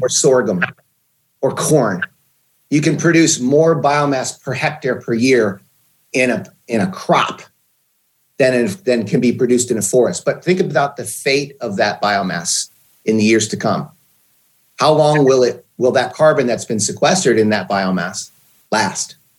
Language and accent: English; Pennsylvania, United States; moved away as an adult; also born or lived in Portland, Oregon; I grew up in Pennsylvania